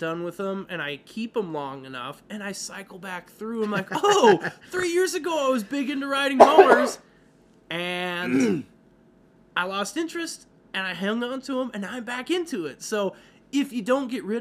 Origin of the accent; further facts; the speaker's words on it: Midwest, United States; now in Colorado, United States; I grew up in the Midwest